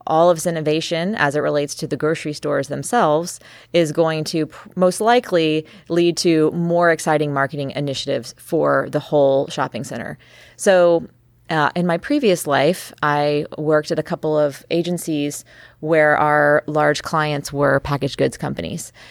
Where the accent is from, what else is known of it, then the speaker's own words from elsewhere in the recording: Texas, United States; moved away; also born or lived in California / New York; I was born and raised in Texas